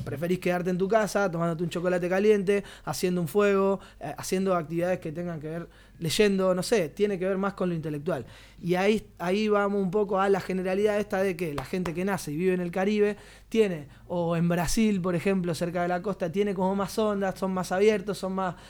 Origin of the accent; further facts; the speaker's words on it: Argentina; now in Barcelona, Spain; personas como nosotros, que somos argentinos, que vivimos en Barcelona